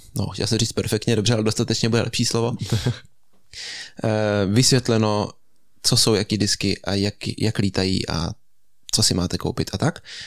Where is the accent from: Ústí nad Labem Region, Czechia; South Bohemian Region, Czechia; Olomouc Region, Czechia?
South Bohemian Region, Czechia; Český Krumlov; u nás v Krumlově to tak funguje